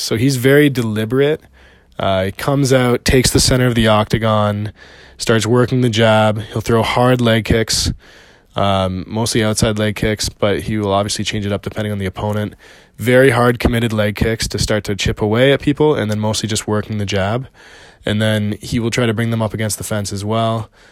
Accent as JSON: {"language": "English", "country": "Canada", "also_born_or_lived": "Montreal", "said": "I'm Canadian. I live in Montreal"}